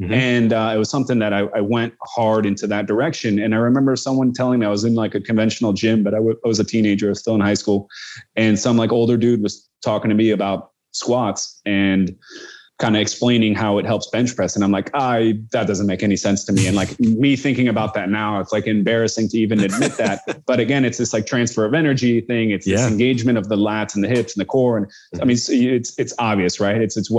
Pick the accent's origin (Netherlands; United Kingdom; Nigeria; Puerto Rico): Netherlands; Amsterdam, North Holland; born there; so I was born in Holland. You know, I was born in Amsterdam, and I feel like I'm a little removed. I feel much more American than I feel Dutch